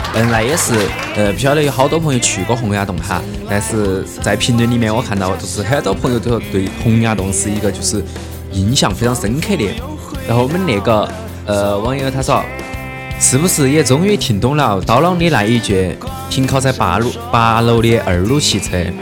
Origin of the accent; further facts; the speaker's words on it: Chongqing, China; 作为一个重庆人